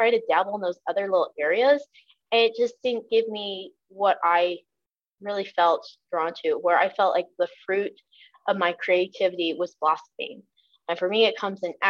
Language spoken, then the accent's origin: English; Southern Illinois, United States; I grew up in Southern Illinois.